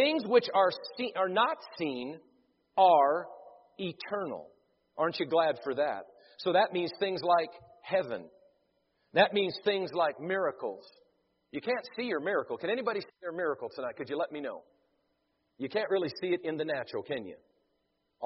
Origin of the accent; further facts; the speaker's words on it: Devils Lake, North Dakota, United States; I was born in Devil's Lake, North Dakota